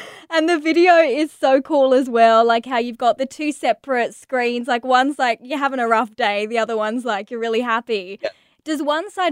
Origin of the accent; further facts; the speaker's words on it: England, United Kingdom; moved away; I'm from England originally